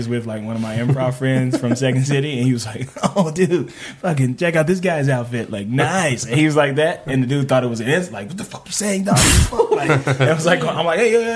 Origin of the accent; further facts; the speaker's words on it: Los Angeles, California, United States; growing up